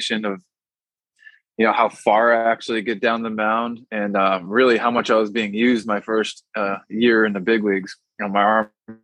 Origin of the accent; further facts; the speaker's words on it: Massachusetts, United States; I'm from Massachusetts